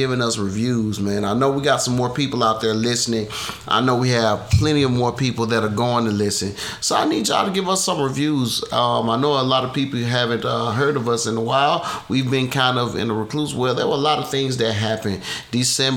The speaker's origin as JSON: {"language": "English", "region": "Georgia", "country": "United States", "said": "I'm from Georgia"}